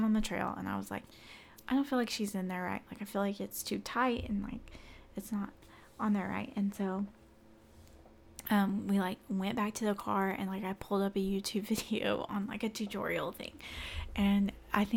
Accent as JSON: {"language": "English", "region": "Central Arkansas", "country": "United States", "moved": "as an adult", "lives_now": "Northwest Arkansas, United States", "said": "we're from Central Arkansas"}